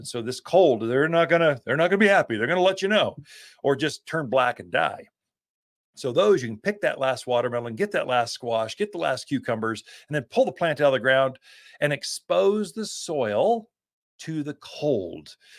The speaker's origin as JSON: {"language": "English", "town": "Sedona", "region": "Arizona", "country": "United States", "said": "but I'm from Sedona. That doesn't matter. You're the same."}